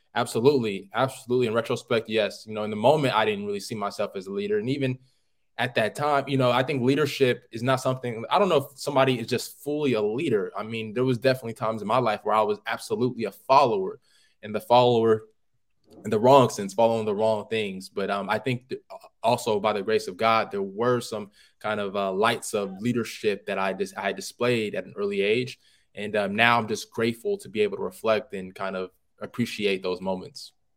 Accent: Oakland, California, United States; I'm from Oakland, California

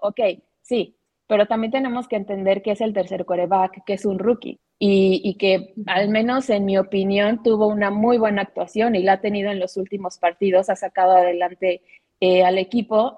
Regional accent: Mexico

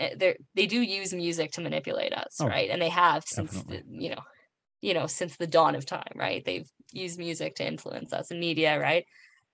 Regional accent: Western Canada, Canada; I'm from the West

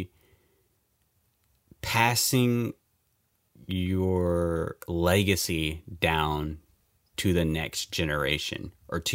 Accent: United States; me being an American

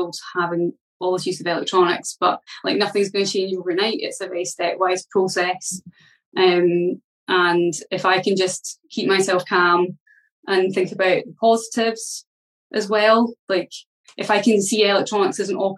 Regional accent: Scotland, United Kingdom; I come from Scotland

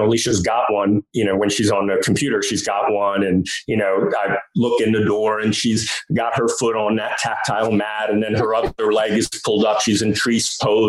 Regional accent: New York, United States; I'm from New York

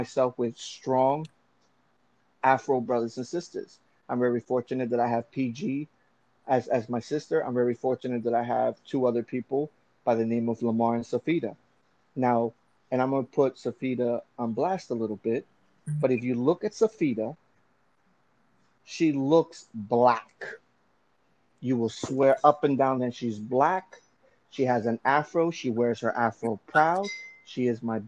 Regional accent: Venezuela; moved away; I'm from Venezuela, but my ancestry is Colombian.

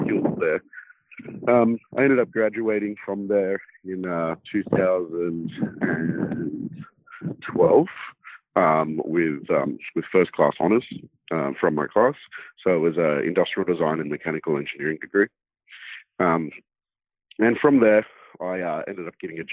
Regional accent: Sydney, New South Wales, Australia; I grew up in Sydney's inner west, so Sydney, Australia

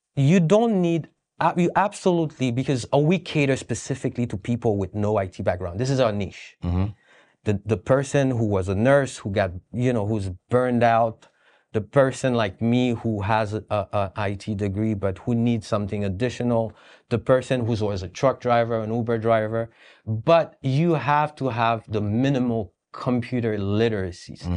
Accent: Haiti; moved away; I'm from Haiti.

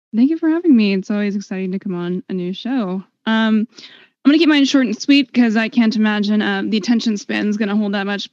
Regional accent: United States; I'm an American

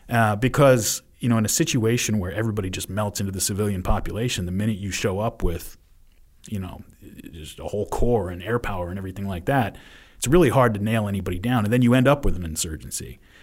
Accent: United States; as an American

